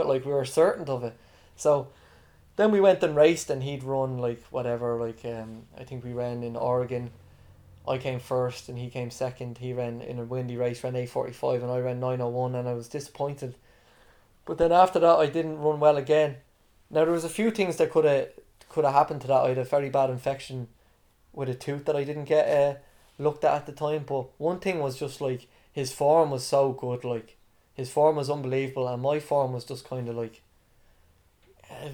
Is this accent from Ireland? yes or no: yes; Dublin, Leinster, Ireland; also born or lived in United States; being Irish